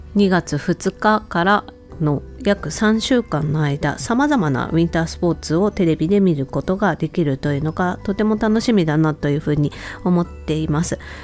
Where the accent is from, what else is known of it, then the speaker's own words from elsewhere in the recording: Hokkaido, Japan; 自分とね同じ北海道出身